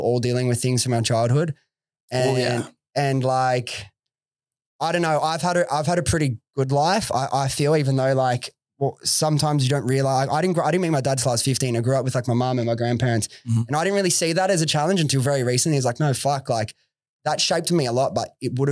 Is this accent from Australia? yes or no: yes; Sydney, New South Wales, Australia; I grew up in Western Sydney myself, Preston, so like near Liverpool area